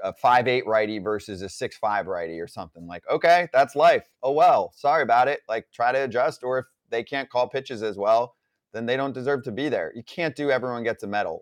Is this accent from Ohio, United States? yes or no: no; Warren, New Jersey, United States; My town, my specific town I grew up in called Warren, small town in North Central